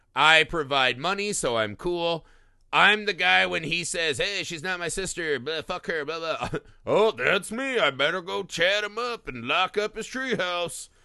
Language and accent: English; Midwest, United States; As a Midwesterner